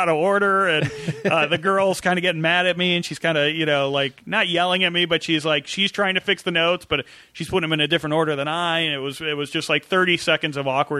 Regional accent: Chicago, Illinois, United States; moved away as an adult; also born or lived in San Francisco; Growing up in the Midwest, you know, Chicago

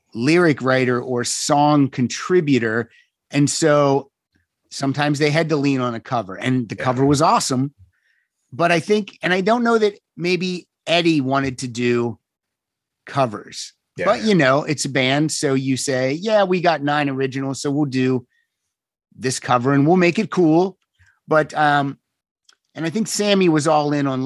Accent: Western Pennsylvania, United States; moved away; I'm originally from Pennsylvania. So Western PA.

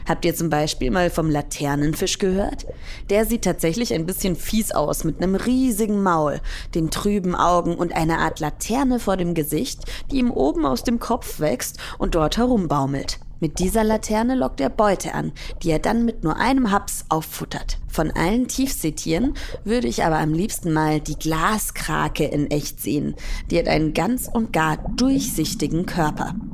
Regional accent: Hamburg, Germany; ich komme aus Hamburg und ich fahre meistens an die Nordsee nach Dänemark wo die Wellen so schön hoch sind.

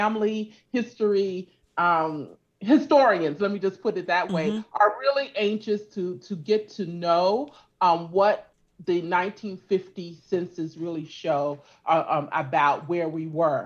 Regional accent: California, United States; also born or lived in Louisiana; My family is originally from Louisiana. Mm-hmm. And I grew up in California.

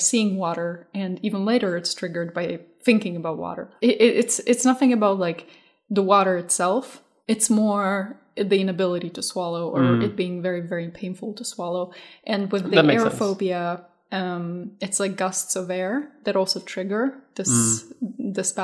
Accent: Moldova; moved away; I was born in Moldova, there's a lot of like stray dogs and cats

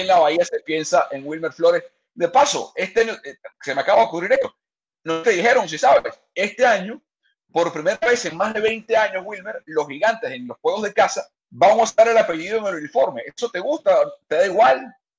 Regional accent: Venezuela; also born or lived in Valencia, Venezuela; Tú y yo somos venezolanos

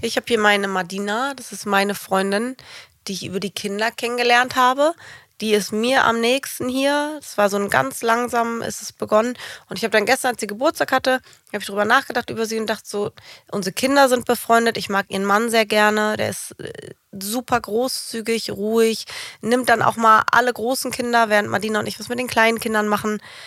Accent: Germany; moved away as an adult; Ich habe Deutschland geliebt ich mag Deutsche. Es ist meine Heimat gewesen.

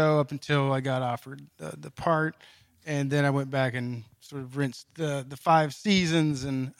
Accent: Eastern Kentucky, United States; I'm originally from Eastern Kentucky

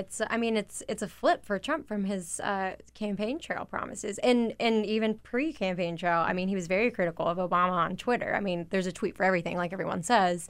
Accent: a Confederate state, the South, United States; I did grow up in a state that broke away because of the Civil War

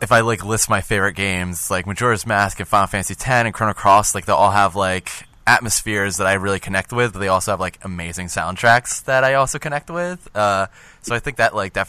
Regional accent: New Jersey, United States; I'm from Jersey

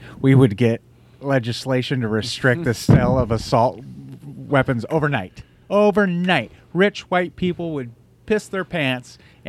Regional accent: Alaska, United States; the music that would be blaring from the trucks that would pull over and kick the shit out of me growing up in Alaska for being gay.

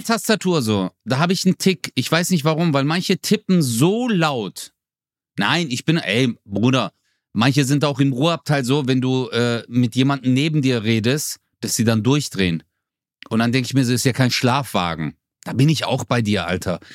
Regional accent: Swabia, Baden-Württemberg, Germany; Ich komme aus dem Schwabeländle.

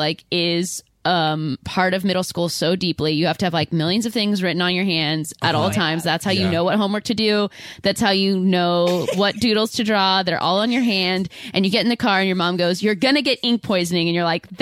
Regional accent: California, United States; I'm coming from Cali

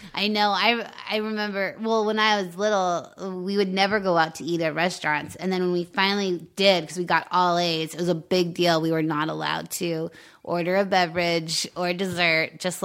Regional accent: Longmont, Colorado, United States; By Boulder, Longmont.

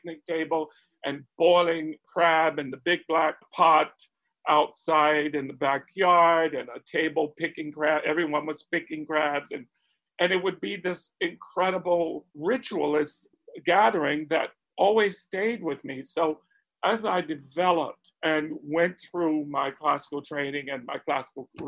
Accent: Spartanburg, South Carolina, United States; I grew up in Spartanburg, South Carolina, already a transplant from the family's foundational birthplace, which was Charleston and Beaufort and the Gullah Islands.

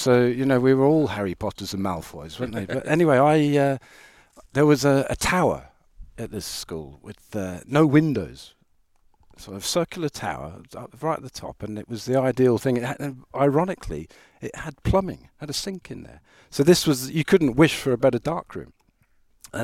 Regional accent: Ireland; So road racing was very much, you know, I'm Irish, and that's part of the culture there.

